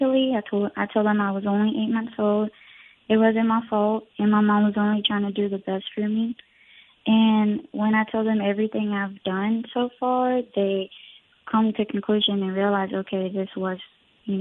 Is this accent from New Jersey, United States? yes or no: no; Forest, Mississippi, United States; also born or lived in Puebla, Mexico / Texas; we moved to Forest, Mississippi when I was only 2 years old. And that's where my mom started working, and we've just lived in Forest for the rest of our lives.